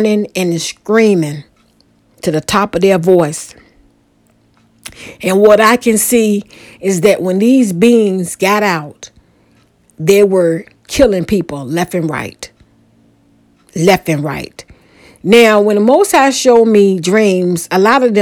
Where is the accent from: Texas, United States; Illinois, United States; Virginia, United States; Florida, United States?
Virginia, United States; Portsmouth; my old neighborhood that I grew up in Portsmouth, Virginia, in a neighborhood called Mount Hermon